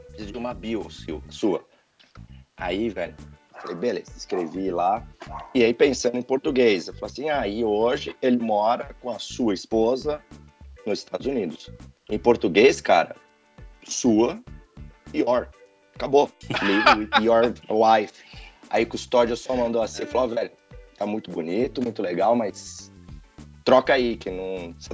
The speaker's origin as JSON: {"language": "Portuguese", "country": "Brazil", "moved": "as an adult", "said": "eu, eu, saí do Brasil, eu falei, eu trabalho com inglês, escrevo o dia inteiro."}